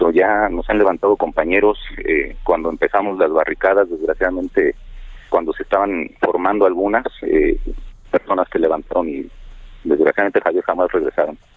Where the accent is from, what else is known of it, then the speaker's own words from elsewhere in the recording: Mexico; pero también sabemos que el Estado es el que nos debe proporcionar las garantías que, merecemos como ciudadanos, como